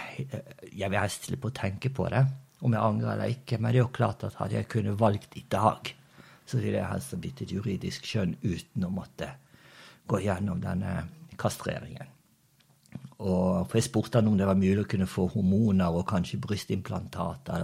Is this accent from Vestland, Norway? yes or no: yes; Os, Vestland, Norway; born or raised there; moved away as an adult; also born or lived in Brazil / Bergen / Indonesia / Turkey; now in Spain